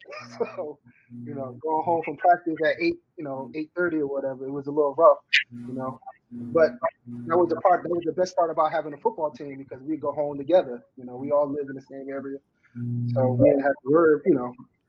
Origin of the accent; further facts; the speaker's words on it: Newark, New Jersey, United States; growing up in Newark